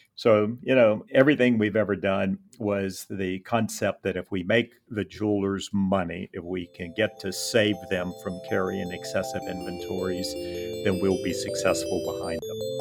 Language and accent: English; Lafayette, Louisiana, United States; opened a trade shop locally in Lafayette, my hometown